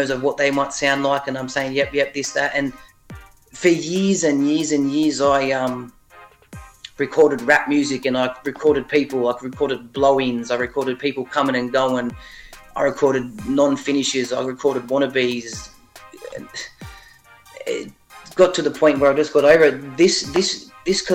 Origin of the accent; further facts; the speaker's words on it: Sydney, New South Wales, Australia; And I'm from Sydney. I'm from Sydney, Australia. Shout out to Ingleburn